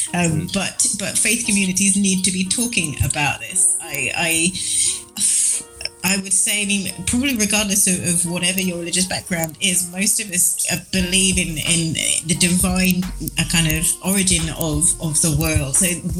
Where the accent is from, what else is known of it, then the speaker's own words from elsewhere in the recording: United Kingdom; moved away as an adult; now in Peru; I'm a British person